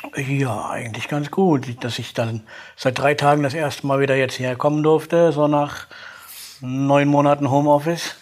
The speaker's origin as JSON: {"language": "German", "town": "Gronau", "region": "North Rhine-Westphalia", "country": "Germany", "tie": "born or raised there", "also_born_or_lived": "Aurich", "moved": "yes", "lives_now": "Dortmund, Germany", "said": "Gebürtlich komme ich aus Kronau. Das ist in Nordrhein-Westfalen direkt an der holländischen Grenze."}